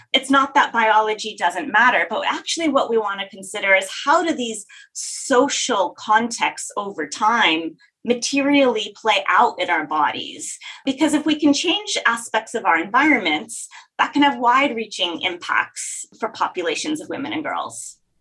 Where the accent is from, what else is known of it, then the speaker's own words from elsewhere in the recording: Texas, United States; I grew up in Texas.